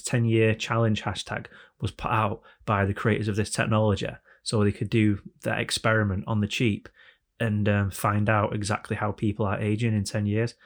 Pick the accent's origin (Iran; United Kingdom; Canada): United Kingdom; England; we're all English